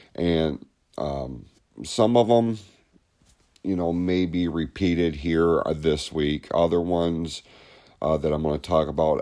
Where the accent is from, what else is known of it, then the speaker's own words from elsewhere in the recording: Hadley, United States; we grew up in Hadley